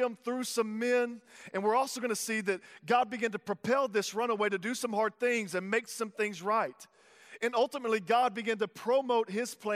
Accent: Tyler, Texas, United States; I'm from Texas, if you don't know that. And so I was living in Texas in Tyler

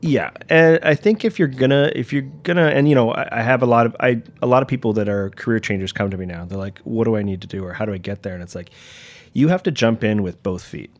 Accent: Toronto, Ontario, Canada; moved away as an adult; now in New York, United States; I was born in, yeah, I was born in Toronto and, uh, you know, great upbringing

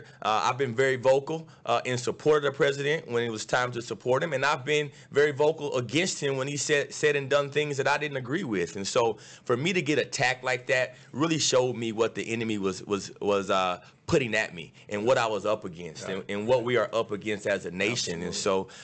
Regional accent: Dallas, Texas, United States; my hometown, Dallas, Texas

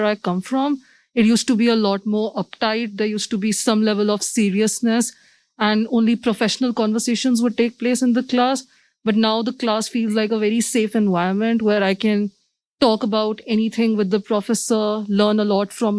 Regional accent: India; moved away as an adult; now in Ann Arbor, United States; I'm also from India

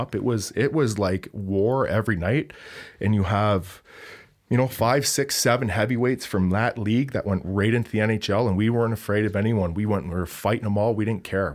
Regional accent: Hamilton, Ontario, Canada; moved away; I grew up in the Toronto area from Hamilton, Ontario

